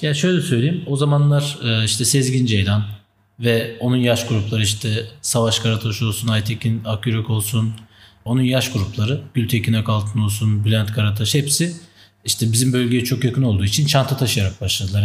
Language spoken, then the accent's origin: Turkish; Istanbul, Turkey; also born or lived in Tunceli; Ben 1990 yılında Tunceli'de doğdum. 95'in başlarında da ailece işte terör dolayısıyla İstanbul'a göç ettik